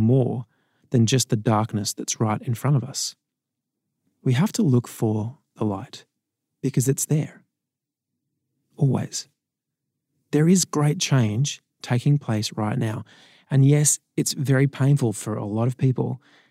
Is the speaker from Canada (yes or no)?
no; Sydney, New South Wales, Australia; growing up in Sydney